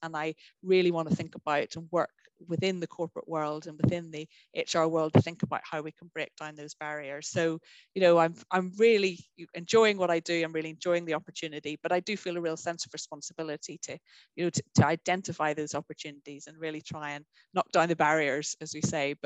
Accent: Northern Ireland, United Kingdom; I grew up in Northern Ireland.

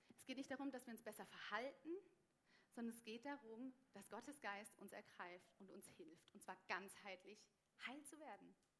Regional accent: Germany; now in Switzerland; als Deutsche

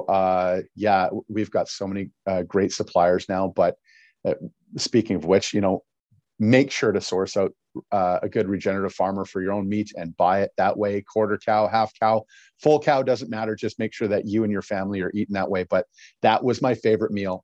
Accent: Battleford, Saskatchewan, Canada; I was raised in the, in the Battle Forts area.

